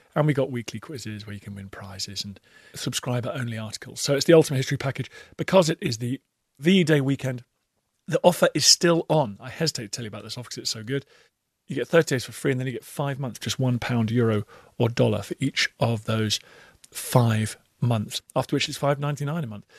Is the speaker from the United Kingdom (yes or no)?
yes; United Kingdom; accent: British; As Brits